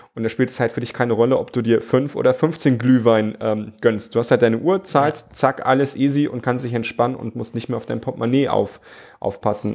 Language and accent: German; Germany; bei uns in Deutschland